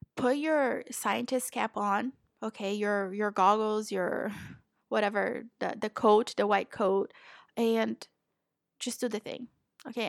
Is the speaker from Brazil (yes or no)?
yes; Brazil; also born or lived in Florida, United States; now in Portugal; I'm originally from Brazil